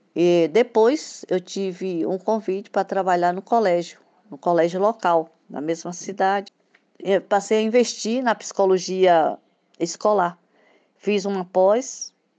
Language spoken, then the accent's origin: Portuguese; Bahia, Brazil; also born or lived in Espírito Santo / Salvador; tenho 67 anos, sou baiana, psicóloga, tenho um filho. Eu comecei a trabalhar muito cedo, com reforço escolar, ainda estudante, no interior da Bahia